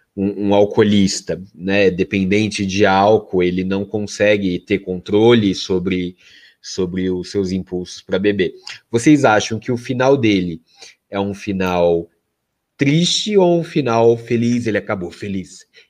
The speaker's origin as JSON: {"language": "Portuguese", "country": "Brazil", "said": "Eu sou brasileiro, é, com muito orgulho, com muito amor"}